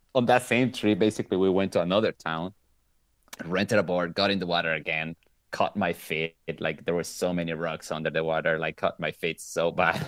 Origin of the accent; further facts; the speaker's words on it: Venezuela; moved away as an adult; now in Italy; I'm actually from Venezuela, but I live in Italy. I've been living in Italy for ten years